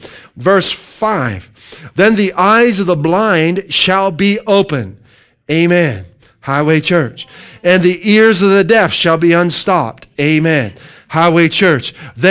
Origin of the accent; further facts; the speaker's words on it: Midwest, United States; moved away as an adult; now in New England, United States; My wife and I came from the Midwest almost 20 years ago, and I want you to know this.